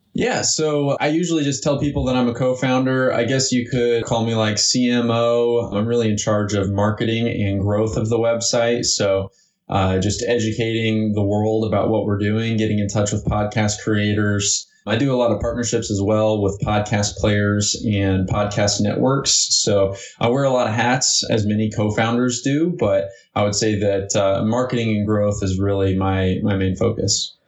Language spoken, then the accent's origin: English; Evansville, Indiana, United States; also born or lived in Florida; I grew up right here in Indiana, um, actually in southern Indiana, in a town called Evansville